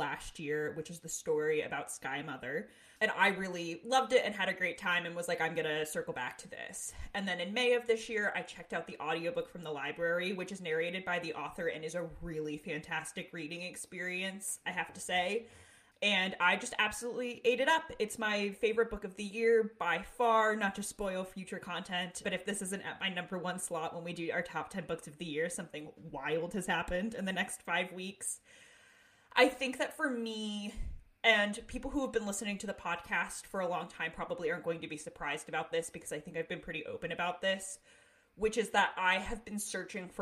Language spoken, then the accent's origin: English; Northeast, United States; now in Pacific Northwest, United States; it's much different out here than it is where I grew up in the Northeast